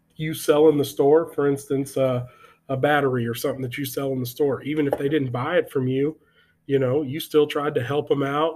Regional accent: Texas, United States; we're from Texas

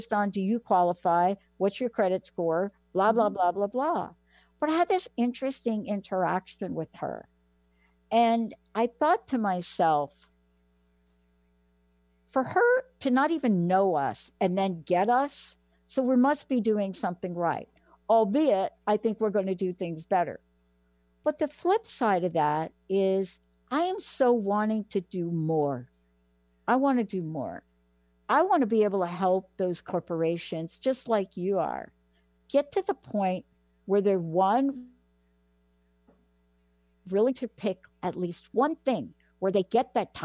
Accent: New York, United States; I grew up in New York

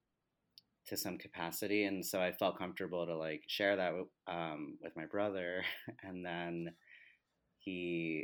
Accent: New Jersey, United States; moved away as an adult; also born or lived in Delaware; now in New York City, United States; I grew up in Jersey

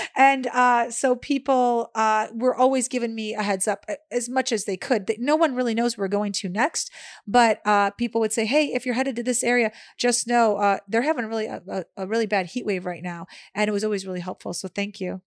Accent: Chicago, Illinois, United States; moved away as an adult; also born or lived in Los Angeles / Florida; growing up in Chicago, it is so cold for about six months out of the year

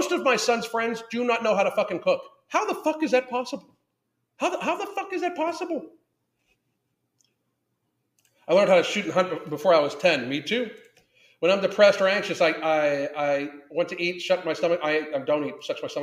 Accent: Southwestern Pennsylvania, United States; I grew up in Southwestern PA

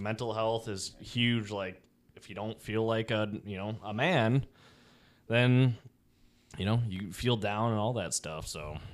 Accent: Chicago, Illinois, United States; now in Florida, United States; I'm from Chicago

